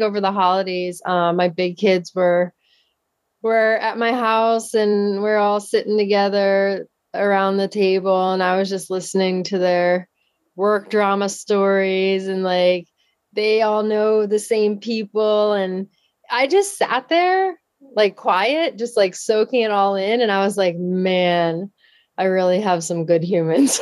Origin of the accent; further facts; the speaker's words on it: Downingtown, Pennsylvania, United States; I grew up in Downingtown, Pennsylvania. It's in southeastern Pennsylvania, about Uh, probably like forty minutes outside of Philadelphia